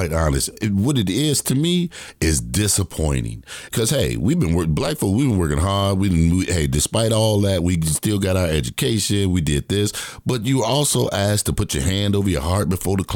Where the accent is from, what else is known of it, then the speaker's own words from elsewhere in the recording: the North or Midwest, United States; moved away; I'm from the North or Midwest